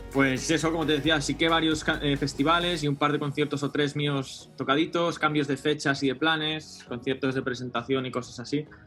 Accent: Barcelona, Catalonia, Spain; moved away as an adult; also born or lived in London / Madrid; yo soy de Barcelona

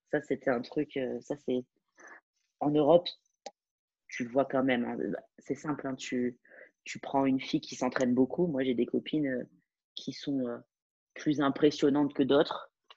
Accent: France; moved away as an adult; je, suis française

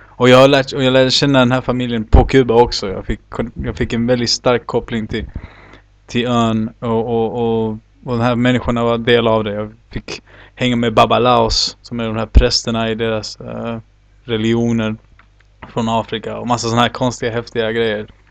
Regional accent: Sweden; now in Chile; jag var uppväxt bland svenskar

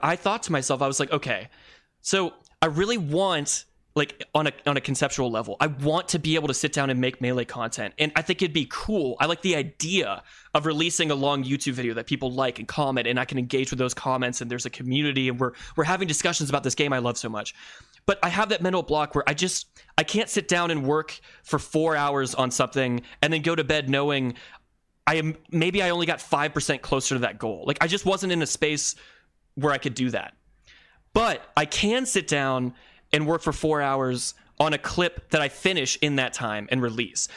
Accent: Columbus, Ohio, United States; my hometown of, uh, Columbus, Ohio

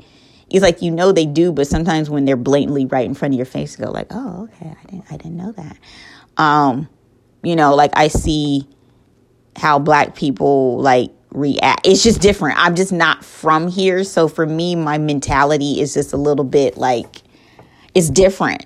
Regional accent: Colorado, United States; moved away as an adult; now in North Carolina, United States; I'm from Colorado, born and raised

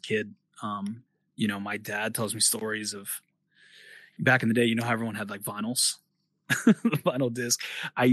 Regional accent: New York, United States; moved away as an adult; now in China; We're all from New York

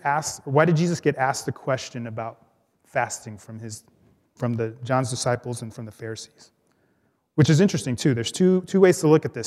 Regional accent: Los Angeles, California, United States; I grew up in Los Angeles, where my family was part of a Spanish-speaking Pentecostal church

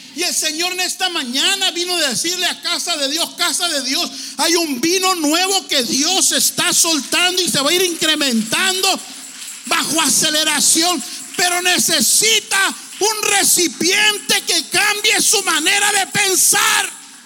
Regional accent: Tijuana, Baja California, Mexico; now in Los Angeles, United States; Pues yo nací en México. Me miro europeo más o menos, ¿no? Pero yo ahí en Tijuana, ahí me parió mi amaya cruzando la línea

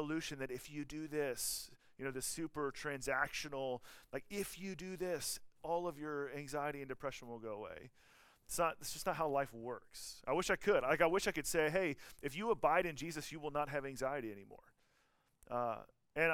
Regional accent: Georgia, United States; moved away; I'm from Georgia

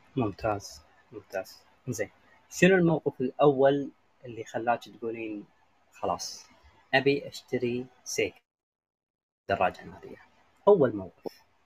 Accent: Kuwait; عندنا بالكويت

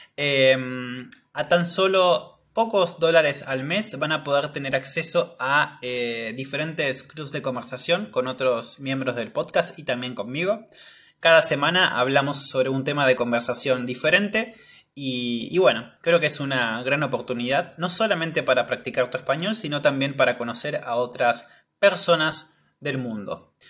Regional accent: Patagonia, Argentina; yo soy de la Patagonia

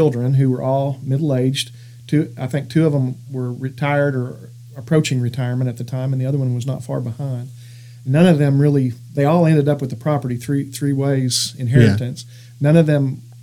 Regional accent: Fort Smith, Arkansas, United States; moved away as an adult; now in Crawford County, United States; growing up in Fort Smith

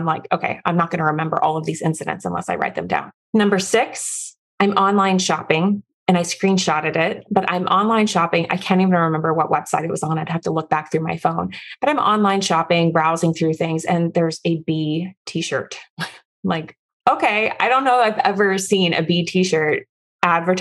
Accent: Florida, United States; also born or lived in Midwest; I'm from Florida

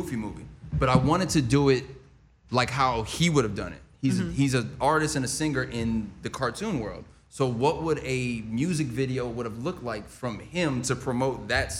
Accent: Anchorage, Alaska, United States; I was born in Anchorage, Alaska. I'm an Aquarius.

